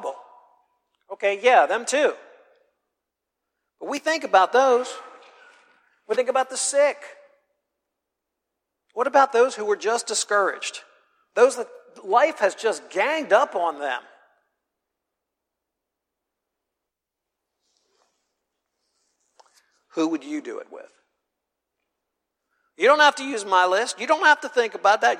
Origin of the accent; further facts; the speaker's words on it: the North, Northern United States, United States; moved away; I'm from the North